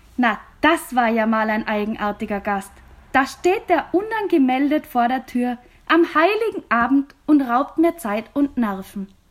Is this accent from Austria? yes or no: yes; Austria; bei uns in Österreich